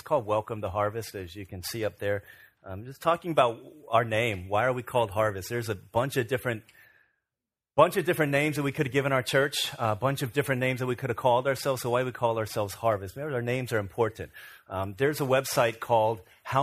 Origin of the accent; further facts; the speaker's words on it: Virginia, United States; when I was growing up in Virginia